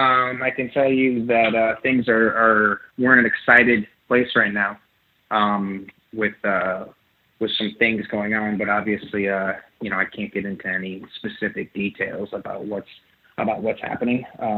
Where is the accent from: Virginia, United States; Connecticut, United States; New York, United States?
New York, United States; I'm a New Yorker